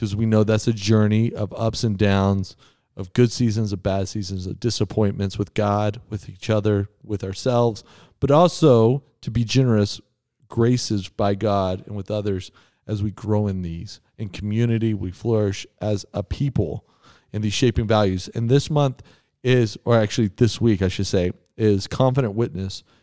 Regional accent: Texas, United States; moved away; I grew up in Texas

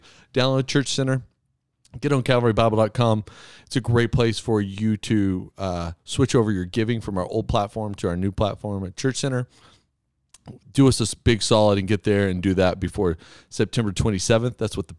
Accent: Texas, United States; Yeah, of course, man. I'm a kid from Texas.

